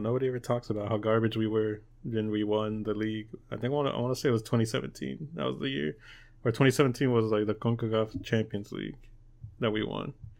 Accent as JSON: {"language": "English", "country": "United States", "said": "we're American"}